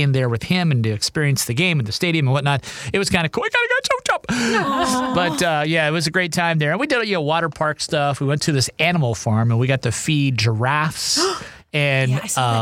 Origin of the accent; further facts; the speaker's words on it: Ohio, United States; now in Seattle, United States; Ohio, my home state.